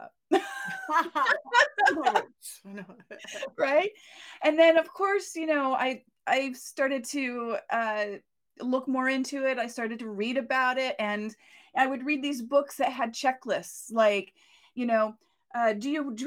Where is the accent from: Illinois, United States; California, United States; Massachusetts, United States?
Massachusetts, United States; I grew up in Massachusetts